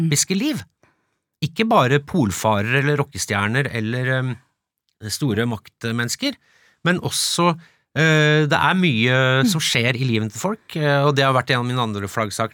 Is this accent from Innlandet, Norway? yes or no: no; Follo, Akershus, Norway; jeg vokste opp i Follo